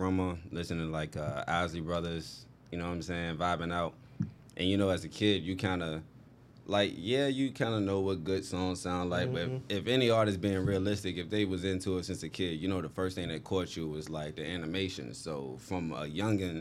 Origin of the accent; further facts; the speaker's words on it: Portsmouth, Virginia, United States; also born or lived in Chesapeake, Virginia; I'm from Portsmouth.